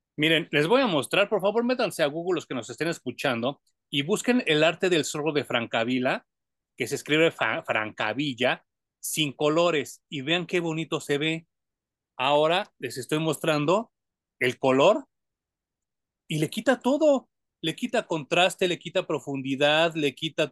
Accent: Mexico; a nosotros los mexicanos nos dan mucha viada

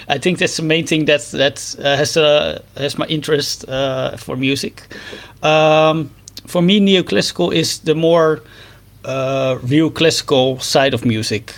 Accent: Netherlands; I'm a musician from the Netherlands

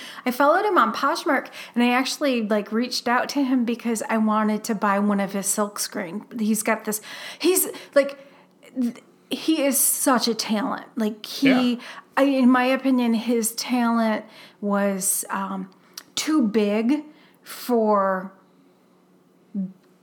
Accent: Toledo, Ohio, United States; accent: Toledo; moved away as an adult; also born or lived in Columbus, Ohio; now in Seattle, United States; I notice my Toledo accent comes out when I do the podcast, not my Columbus accent. But, I lived in Columbus for, 10 years?

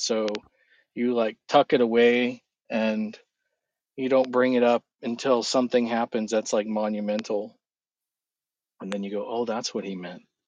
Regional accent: California, United States; moved away as an adult; also born or lived in Prescott, Arizona; I grew up in California

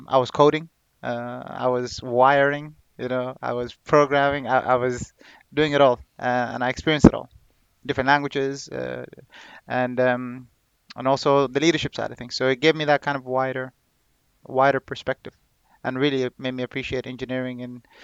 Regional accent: Ireland; moved away as an adult; also born or lived in Saudi Arabia / Sudan / Manorhamilton / Galway; now in United Kingdom; I grew up in Ireland. I studied in northwest of Ireland and the west of Ireland as well

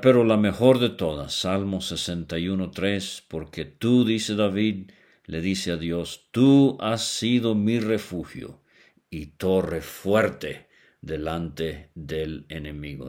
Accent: Venezuela; cuando era niño allá en Venezuela

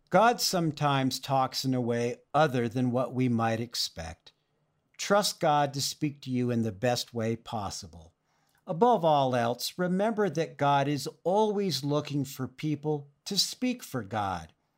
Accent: Oxnard, California, United States; When I was growing up in Oxnard, California, in Ventura County near the beach

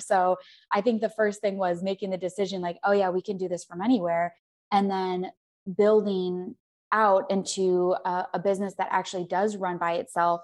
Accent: Arizona, United States; moved away; also born or lived in Scottsdale; I'm from Arizona

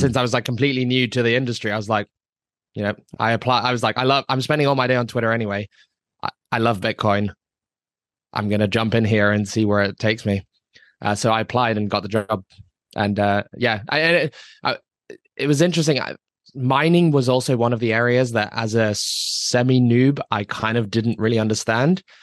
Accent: Hong Kong; I grew up in Hong Kong. I lived in Hong Kong for twenty-five years.

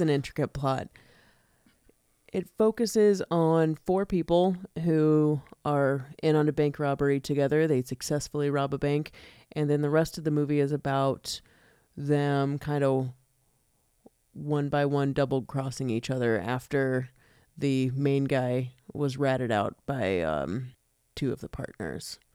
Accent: United States; I'm an American

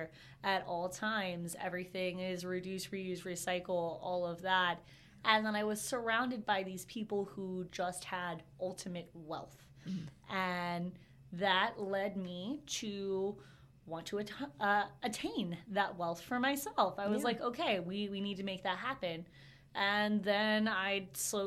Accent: Inglis, Florida, United States; also born or lived in Ocala, Florida; I'm actually from Inglis, Florida, okay. Which makes Ocala look like the big city. I definitely thought of this as a big city growing up. Born and raised

